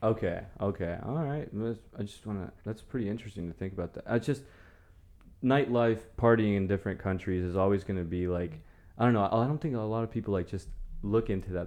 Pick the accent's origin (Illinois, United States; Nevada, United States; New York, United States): Nevada, United States; Las Vegas; first language Spanish; English is a second language; now in Waco, United States; I'm from Vegas